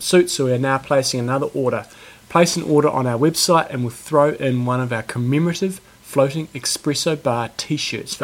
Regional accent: New Zealand

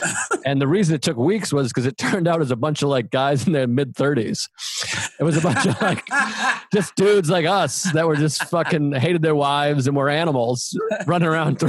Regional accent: South Shore, south of Boston, Massachusetts, United States; Like I grew up in the South Shore, about 40 minutes south of Boston. But as soon as I turned 18, I was in the city every night.

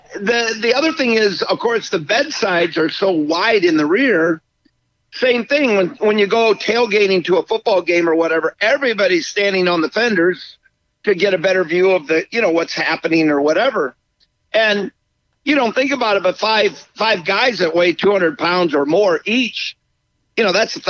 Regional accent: Michigan, United States; I grew up in Michigan

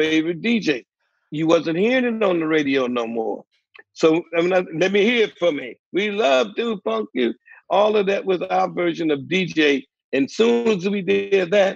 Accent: Newark, New Jersey, United States; also born or lived in North Carolina / Chase City, Virginia; now in Tallahassee, United States; I came from North Carolina probably about 10 years old, then to Virginia, Chase City, Virginia. And about 10, I went to Newark, New Jersey

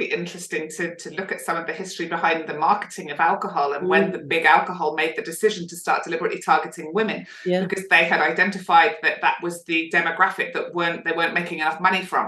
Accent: United Kingdom; now in Australia; as a Brit

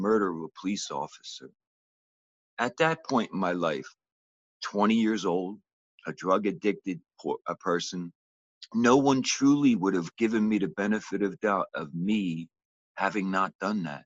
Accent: Philadelphia, Pennsylvania, United States; I grew up in Philadelphia, Pennsylvania in the early 60s.

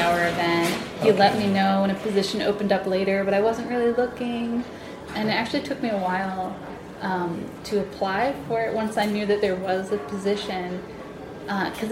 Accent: New Jersey, United States; moved away as an adult; now in Washington, D.C., United States; I grew up mostly in New Jersey

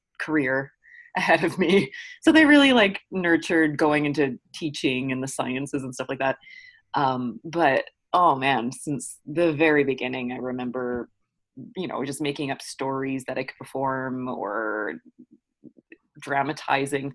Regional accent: Newmarket, Ontario, Canada; also born or lived in Toronto; I'm originally from Toronto. I was born here at St. Joe's in the West End. But my family moved us to Newmarket, which is still like GTA. and then I grew up there for elementary school and high school

